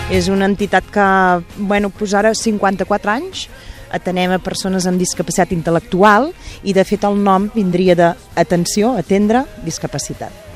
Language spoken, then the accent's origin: Catalan; Gurb, Catalonia, Spain; jo treballo aquí, a Sabadell, però jo sóc de Visca Gurb, al costat de Vic